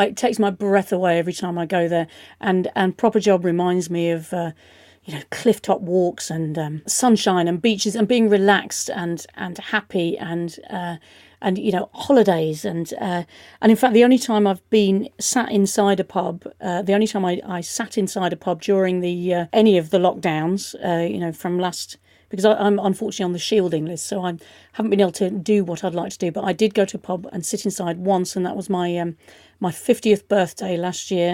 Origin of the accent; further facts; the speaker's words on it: United Kingdom; we can rightly be proud of as British people